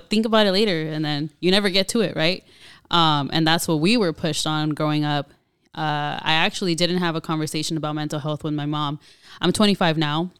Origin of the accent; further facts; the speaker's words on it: Pomona, California, United States; born and raised in Pomona, California